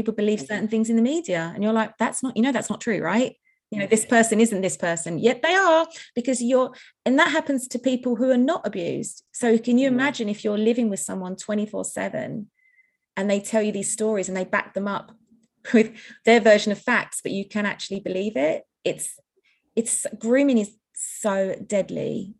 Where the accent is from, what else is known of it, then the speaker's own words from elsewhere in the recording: United Kingdom; also born or lived in United States; I had an American passport because I was born in America. And they said, what are you doing here? I was like, well, I live here. I'm a little girl, right?